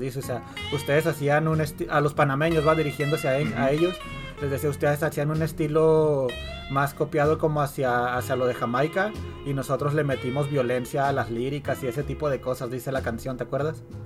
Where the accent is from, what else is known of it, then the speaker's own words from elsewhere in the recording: Mexico; now in United States; creciendo allá en México